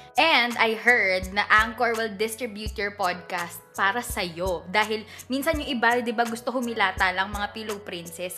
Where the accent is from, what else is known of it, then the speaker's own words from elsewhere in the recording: Batangas, Calabarzon, Philippines; pamilya ko. so, umuwi ako sa Batangas